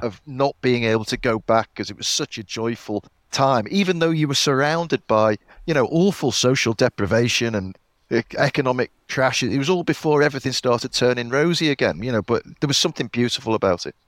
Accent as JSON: {"language": "English", "town": "Liverpool", "region": "North West England", "country": "United Kingdom", "tie": "born or raised there", "said": "when I was growing up in Liverpool"}